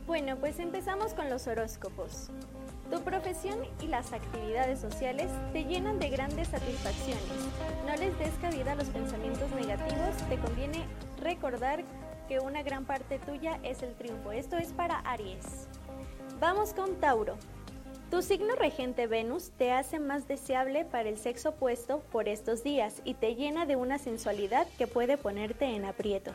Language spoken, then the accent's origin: Spanish; Mexico